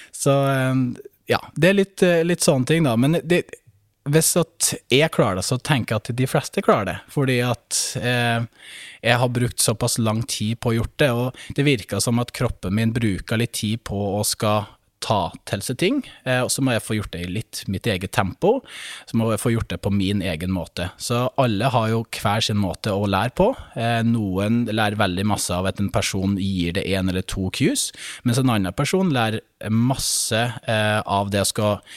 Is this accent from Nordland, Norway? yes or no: yes; Brønnøysund, Nordland, Norway; moved away as an adult; also born or lived in Bodø; Født og oppvokst i Brønnøysund